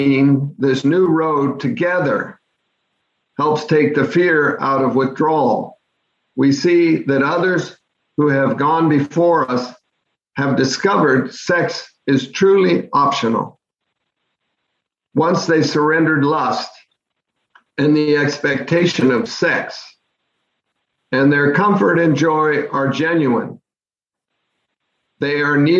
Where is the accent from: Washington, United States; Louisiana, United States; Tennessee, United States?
Washington, United States; Bellevue; my home town of Bellevue, Washington